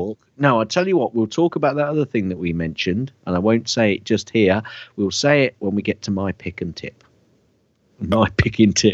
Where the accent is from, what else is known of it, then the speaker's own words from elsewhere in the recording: United Kingdom; I'm British.